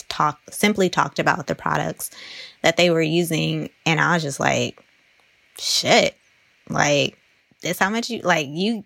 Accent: East Palo Alto, California, United States; when I was growing up in East Palo Alto

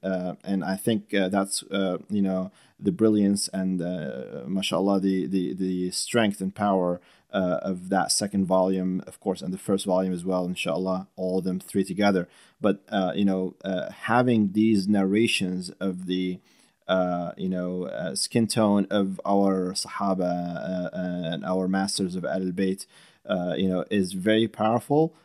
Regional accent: Syria; also born or lived in Middle East; now in United States; I grew up in Syria

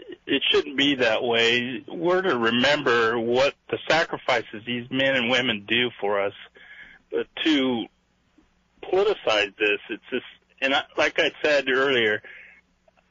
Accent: Washington, United States; I'm from Washington

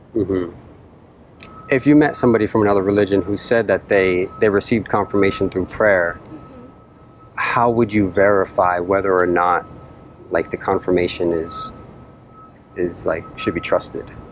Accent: Boston, Massachusetts, United States; moved away; I'm originally from Boston, the Boston area.

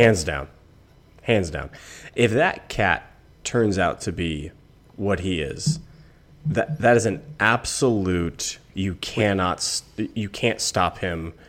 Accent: United States; I grew up in America in which hate equals viewership

